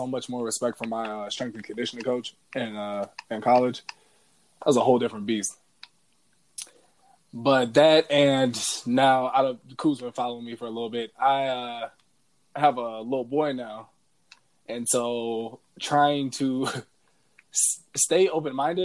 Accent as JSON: {"language": "English", "region": "Minnesota", "country": "United States", "also_born_or_lived": "North Dakota", "said": "we are from Minnesota"}